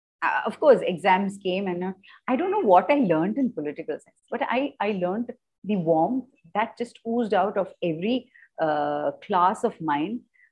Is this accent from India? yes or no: yes; Kolkata, West Bengal, India; also born or lived in Bangalore / Delhi / Bombay; now in Chennai, India; I was born in Bangalore. Mm-hmm. Bred in Kolkata, buttered in Delhi, got married, went to Bombay, and now for the last 31 years, I'm in Chennai.